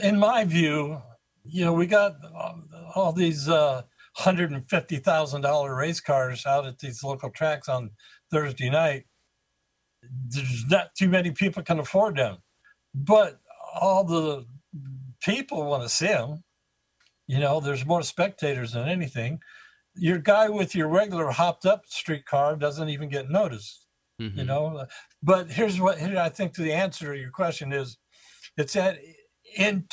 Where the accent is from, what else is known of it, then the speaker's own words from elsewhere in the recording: Ohio, United States; now in California, United States; growing up in Ohio and all that winters